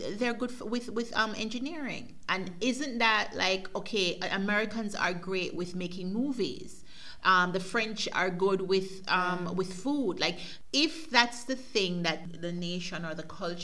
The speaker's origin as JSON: {"language": "English", "country": "Jamaica", "said": "I'm a Jamaican and I am an obnoxious Jamaican."}